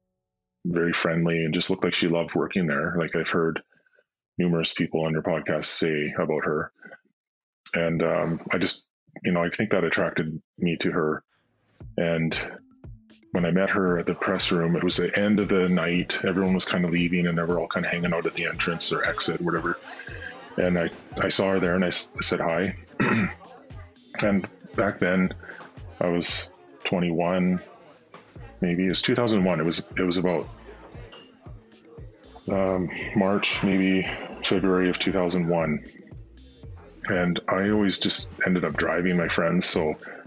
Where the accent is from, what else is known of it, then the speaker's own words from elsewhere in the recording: Nanaimo, British Columbia, Canada; originally born and raised in Nanaimo